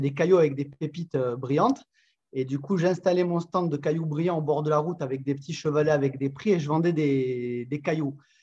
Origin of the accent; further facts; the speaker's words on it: south of France, France; accent: accent chantant (southern French); now in Montpellier, France; j'habite dans la belle ville de Montpellier dans le sud de la France.